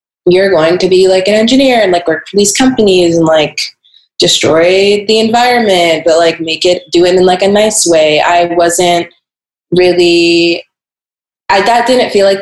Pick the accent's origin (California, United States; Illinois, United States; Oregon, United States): Oregon, United States; Portland; I grew up in Portland, Oregon